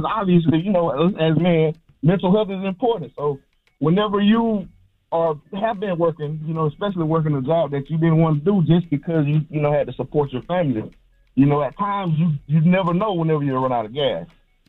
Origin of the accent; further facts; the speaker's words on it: Georgia, United States; I grew up, I was raised in Georgia, you know, so by my grandparents.